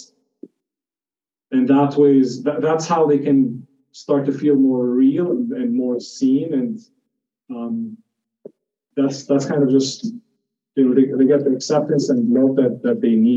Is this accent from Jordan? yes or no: yes; Jordan; moved away; I'm Palestinian, but I grew up in Jordan